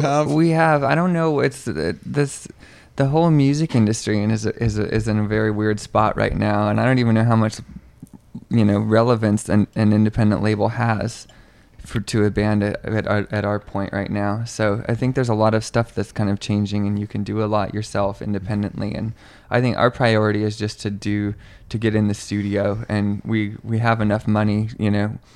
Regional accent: Moscow, Idaho, United States; now in Seattle area, United States; I'm from Idaho, um, from Moscow, Idaho

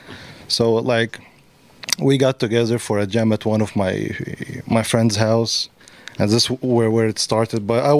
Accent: Cairo, Cairo Governorate, Egypt; now in Tacoma, United States; I'm from Cairo, Egypt, and I immigrated here in 2005.

